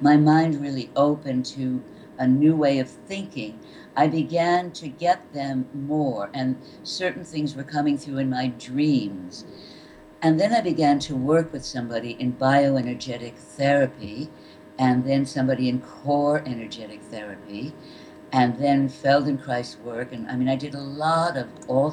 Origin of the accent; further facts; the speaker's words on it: Connecticut, United States; I grew up in Connecticut